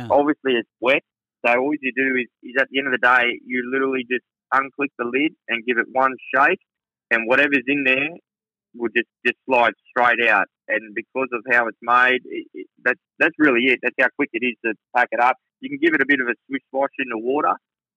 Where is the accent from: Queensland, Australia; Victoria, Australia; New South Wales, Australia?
New South Wales, Australia; Menangle; I grew up in a small town called Menengle in New South Wales